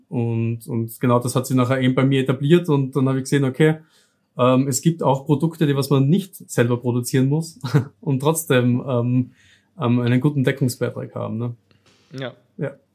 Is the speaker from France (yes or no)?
no; South Styria, Austria; accent: southern Austrian; lebe im Süden von Österreich. Hört man vielleicht ein bisschen auch äh, bei meiner Aussprache. Also ich wohne wirklich mitten in der Weinregion, wo eben die besten Weine auch aus Österreich herkommen. Ähm, so kennt man das Ganze auch in der Südsteiermark